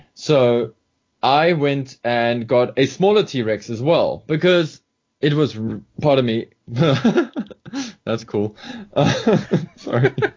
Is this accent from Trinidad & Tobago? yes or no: no; South Africa; being a South African